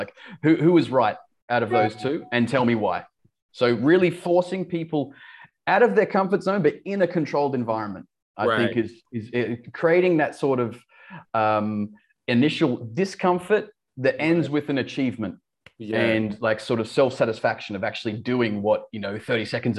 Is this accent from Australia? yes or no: yes; Australia; accent: Australian; Yeah, I've sort of lost my Australian accent over the years. I've got lots of friends in the UK that say I sound Australian, and my Australian friends say I sound English.